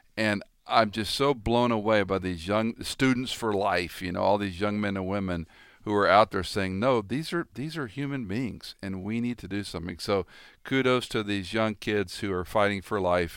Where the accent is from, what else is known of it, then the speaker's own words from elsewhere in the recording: Tennessee, United States; I started in my home state of Tennessee